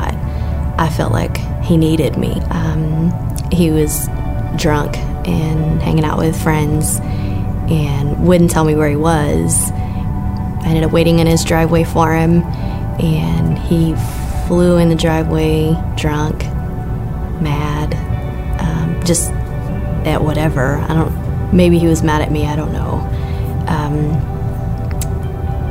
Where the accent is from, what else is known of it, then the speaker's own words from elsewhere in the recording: Lubbock, Texas, United States; I was born and raised here in Lubbock. I've lived here all my life